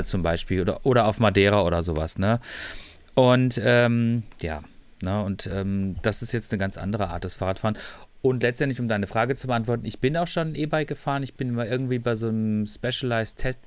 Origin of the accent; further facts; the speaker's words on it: Freiburg, Baden-Württemberg, Germany; ich komme auch aus Freiburg